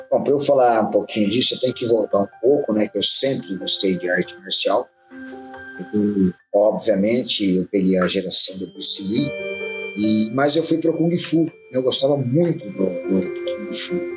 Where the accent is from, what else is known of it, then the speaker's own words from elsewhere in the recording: Campinas, São Paulo, Brazil; eu sou de Campinas, né, cidade de São Paulo